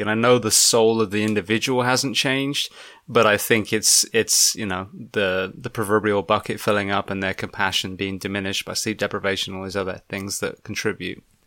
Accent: England, United Kingdom; now in United States; back at my home country

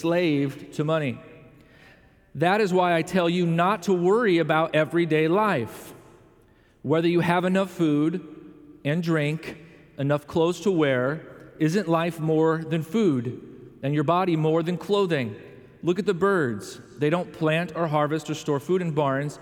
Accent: Chicago, Illinois, United States; moved away; I come from the Chicago area

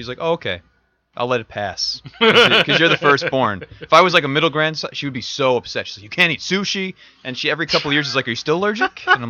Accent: Lynbrook, New York, United States; moved away as an adult; also born or lived in Manhattan, New York; now in Westchester, United States; I was born in Manhattan, and then my family moved out to Long Island, Nassau County, and I lived in Lynbrook.

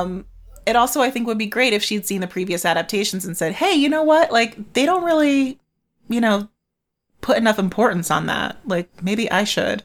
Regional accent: United States; I am your American host

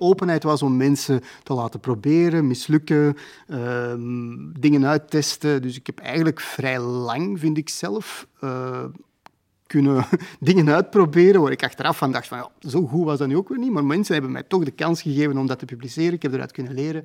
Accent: Antwerp, Flanders, Belgium; ben wel in Antwerpen geboren en ik heb er heel mijn leven gewoond.

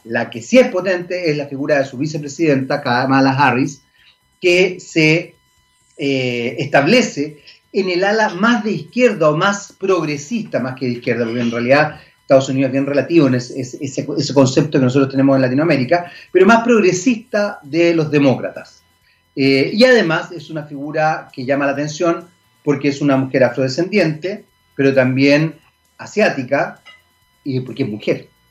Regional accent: Chile; Somos chilenos

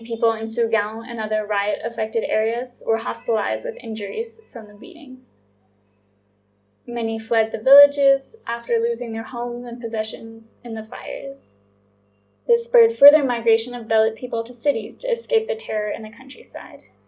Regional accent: Charlottesville, Virginia, United States; Charlottesville, my hometown

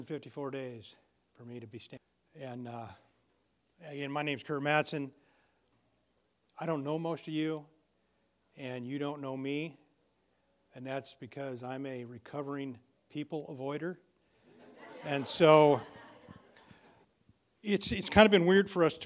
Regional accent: Elgin, United States; I was born here. I grew up in Elgin, and I grew up on a little ranch out there

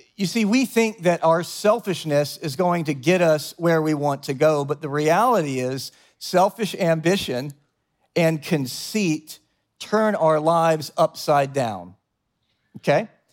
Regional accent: the South, United States; now in New York, United States; I come from the South, and down South, everyone's kind of fake nice

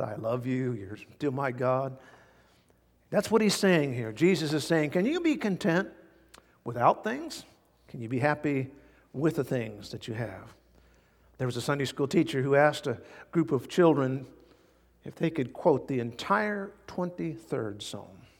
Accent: United States; as American Christians

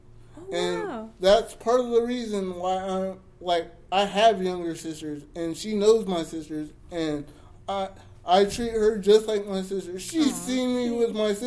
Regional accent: Jamaica; I'm Jamaican

